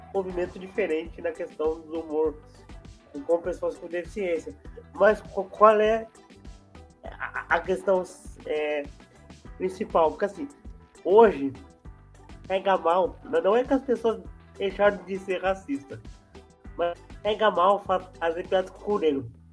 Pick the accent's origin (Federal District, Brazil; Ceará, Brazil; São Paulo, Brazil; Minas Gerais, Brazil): São Paulo, Brazil; eu sou de São Paulo, capital